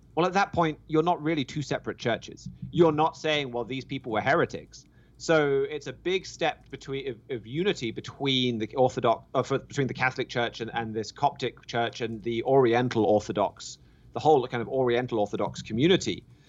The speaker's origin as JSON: {"language": "English", "country": "United Kingdom", "moved": "yes", "said": "my home country of the U K"}